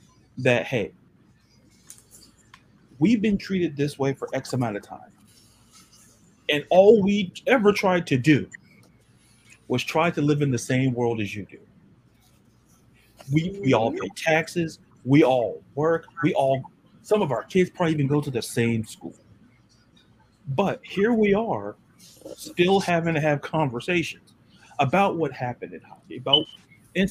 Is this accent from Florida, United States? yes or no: yes; Florida, United States; I'm from Florida